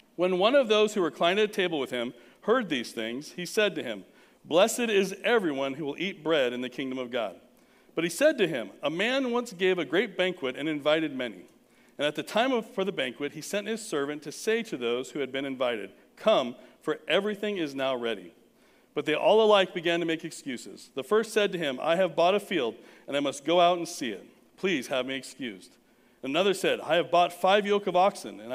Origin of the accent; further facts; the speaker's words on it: Southern California, United States; now in North Texas, United States; I'm from Southern California, weren't a lot of barns